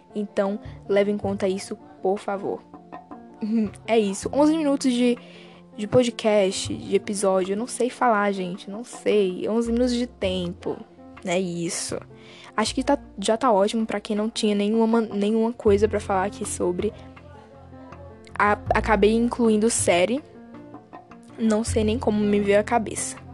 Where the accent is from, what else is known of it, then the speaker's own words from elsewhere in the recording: Bahia, Brazil; Não sei se você reparou no meu sotaque, mas eu sou do Nordeste, uh, da Bahia